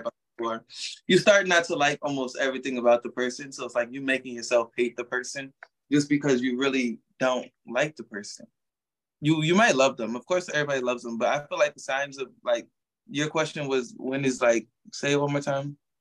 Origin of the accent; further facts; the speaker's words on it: New York, United States; now in Orlando, United States; I'm actually from New York, but I live in Orlando, Florida now